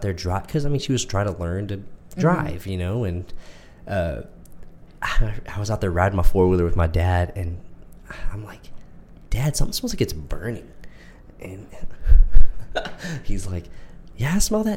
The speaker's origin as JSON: {"language": "English", "town": "Midlothian", "region": "Texas", "country": "United States", "tie": "born or raised there", "said": "we're from Texas, from a very small town called Midlothian. I lived here almost my entire life. I was born 20 minutes up the road, mm-hmm. but this is my hometown."}